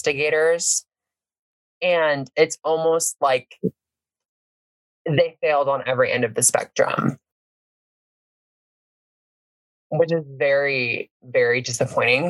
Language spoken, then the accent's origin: English; Indiana, United States; I grew up in Indiana